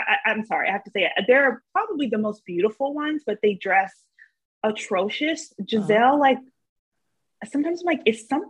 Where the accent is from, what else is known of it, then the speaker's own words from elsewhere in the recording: North Florida, United States; I'm from North Florida